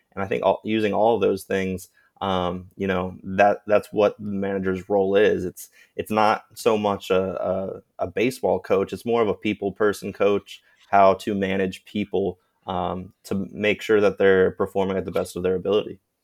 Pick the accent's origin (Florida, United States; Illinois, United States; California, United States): Florida, United States; Sarasota; the Little League of my hometown of Sarasota, Florida